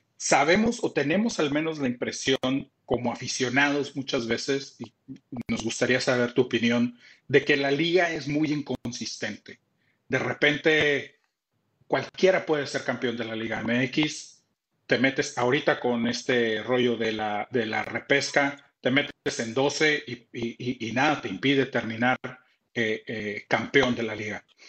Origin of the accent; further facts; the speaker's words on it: Tampico, Tamaulipas, Mexico; also born or lived in Monterrey; mi compadre … y yo somos de Tampico, somos jaivos